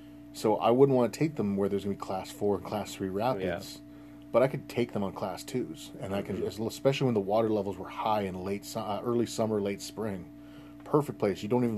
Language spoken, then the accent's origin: English; Saugeen River, Ontario, Canada; I grew up on the Saugeen River